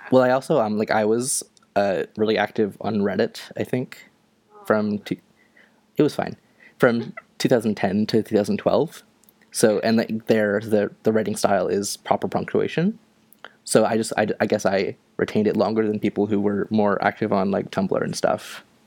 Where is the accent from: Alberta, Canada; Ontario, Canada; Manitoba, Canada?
Ontario, Canada; now in Nova Scotia, Canada; I am from Canada. I am from uh, Ontario, although right now I'm living in Nova Scotia